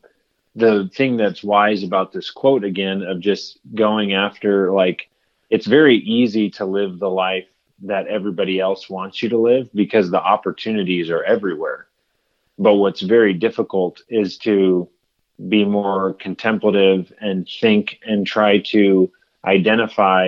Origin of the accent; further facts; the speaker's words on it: United States; a product of just growing up in America